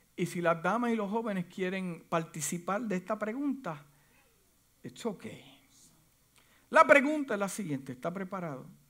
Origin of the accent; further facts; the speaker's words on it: Puerto Rico; moved away as an adult; yo llegué de, la isla de Puerto Rico en el 1900, wow, 1900. En el 1991, yo la pasé fuerte porque es un choque de cultura